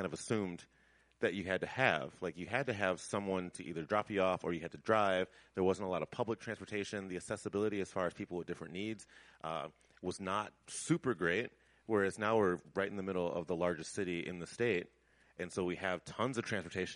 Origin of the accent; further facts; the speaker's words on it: Chicago, Illinois, United States; moved away; I'm originally from Chicago